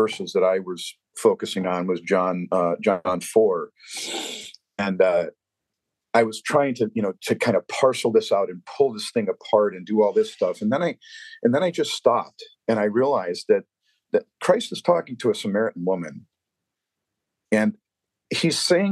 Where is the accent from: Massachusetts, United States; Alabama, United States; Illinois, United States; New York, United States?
Illinois, United States; Chicago; I grew up in Chicago